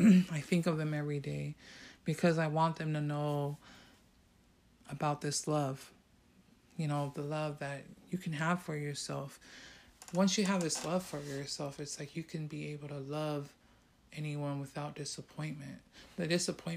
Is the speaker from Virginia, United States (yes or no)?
no; San Francisco, California, United States; I came from that neighborhood. I came from Hunter's Point